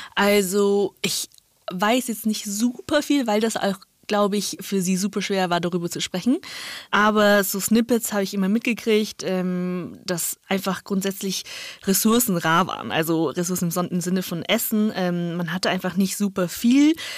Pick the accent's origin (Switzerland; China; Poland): China; northern China; now in Germany; ich bin in Nordchina aufgewachsen